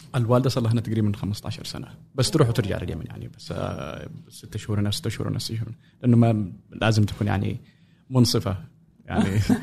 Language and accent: Arabic; Sanaa, Amanat Al Asimah, Yemen; moved away as an adult; also born or lived in Cairo, Egypt; now in United States; مواليد اليمن غادرت اليمن 2011